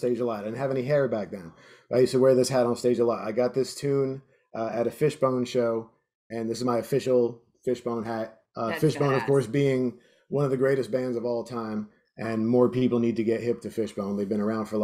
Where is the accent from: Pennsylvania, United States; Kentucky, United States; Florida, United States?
Florida, United States; South; moved away as an adult; I grew up in South Florida back in the 90s